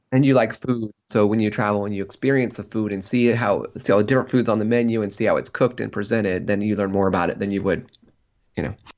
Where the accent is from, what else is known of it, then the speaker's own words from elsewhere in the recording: Central Illinois, United States; people I grew up with in Central Illinois